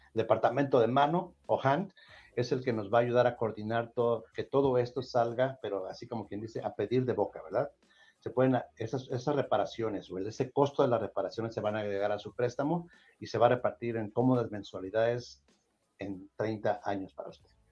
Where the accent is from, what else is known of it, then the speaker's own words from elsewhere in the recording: Mexico; moved away; No soy colombiano, no soy colombiano, soy de México